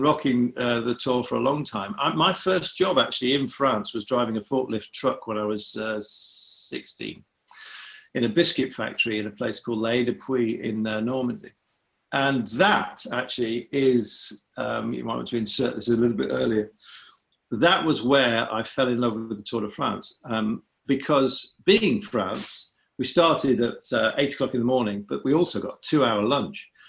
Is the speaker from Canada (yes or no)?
no; Sheffield, Yorkshire and the Humber, United Kingdom; born or raised there